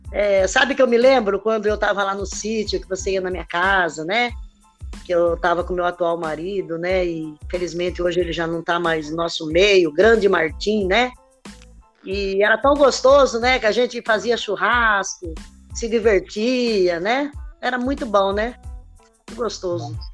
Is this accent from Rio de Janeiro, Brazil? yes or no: no; Limeira, São Paulo, Brazil; sou de Limeira